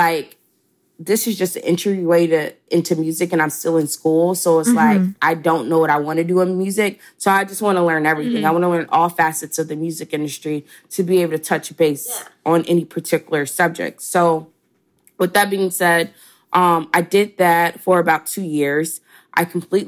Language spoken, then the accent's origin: English; Chattanooga, Tennessee, United States; moved away as an adult; also born or lived in Atlanta, Georgia; I'm from Chattanooga, Tennessee. I graduated high school at 17 and then I moved down to Atlanta to attend Spelman College